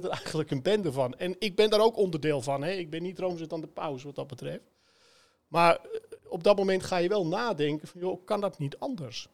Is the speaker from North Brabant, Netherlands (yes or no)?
no; Sloten, North Holland, Netherlands; waar ik ben opgegroeid. Hè, ik, ik kom uit, uit Sloten